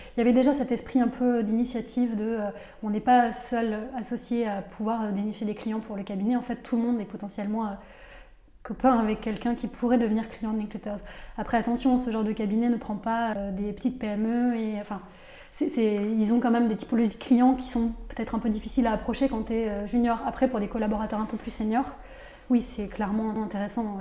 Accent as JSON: {"language": "French", "town": "Nîmes", "region": "Occitania", "country": "France", "tie": "born or raised there", "also_born_or_lived": "Paris / United States", "moved": "as an adult", "said": "une jeune fille qui vivait en province. Je vivais à Nîmes, donc moi je viens du sud de la France"}